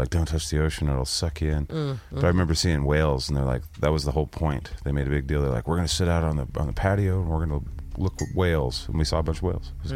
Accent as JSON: {"language": "English", "town": "Boise", "region": "Idaho", "country": "United States", "tie": "born or raised there", "said": "I was born in Boise, Idaho"}